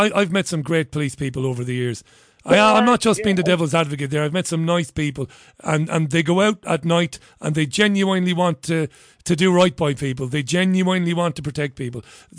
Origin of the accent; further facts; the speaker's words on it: Waterford, Munster, Ireland; I knew some firefighters in my hometown of Waterford